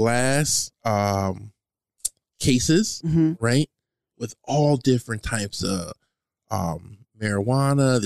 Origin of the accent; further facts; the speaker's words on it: United States; I'm American